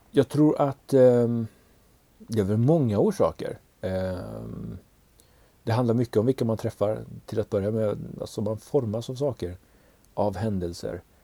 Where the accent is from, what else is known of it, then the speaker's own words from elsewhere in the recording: Umeå, Västerbotten County, Sweden; accent: Norrland; now in Ludvika, Sweden; när man pratar som en norrlänning